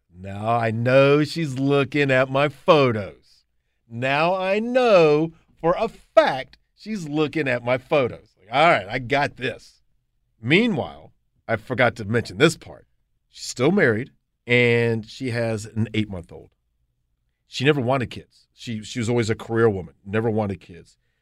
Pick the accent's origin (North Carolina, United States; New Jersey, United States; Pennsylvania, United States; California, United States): North Carolina, United States; Charlotte; also born or lived in Athens, Georgia; I moved back to Charlotte, my hometown